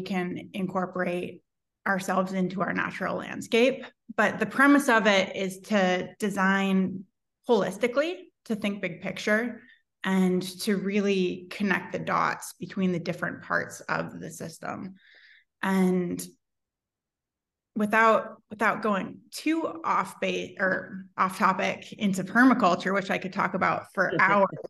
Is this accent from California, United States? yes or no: no; Portland, Oregon, United States; now in Eugene, United States; I'm from Portland originally, so I'm more on the Blazers side of things.